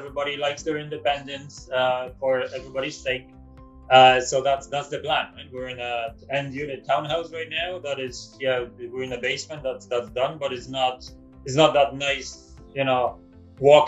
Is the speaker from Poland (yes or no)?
yes; Poland; also born or lived in Ireland; now in Canada; We're from Poland